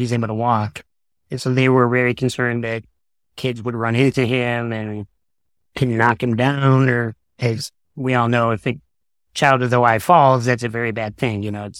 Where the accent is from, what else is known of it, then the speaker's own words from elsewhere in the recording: Detroit, Michigan, United States; also born or lived in Boston / Chicago; I was born and raised in the Detroit area, mostly. But as a child, we moved around to Boston and Chicago.